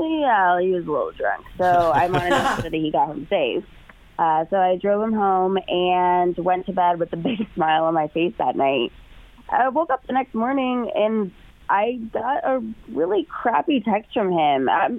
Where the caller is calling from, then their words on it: Beavercreek, Ohio, United States; I'm calling from Beaver Creek.